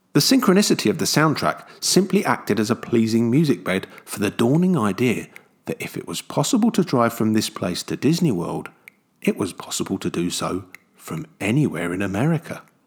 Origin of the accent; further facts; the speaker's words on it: London, United Kingdom; someone like myself, who grew up in London